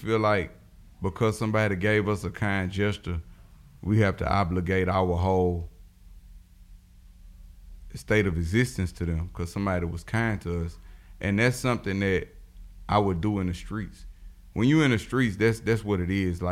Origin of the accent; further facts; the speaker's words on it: United States; where are you from? And I was like, America.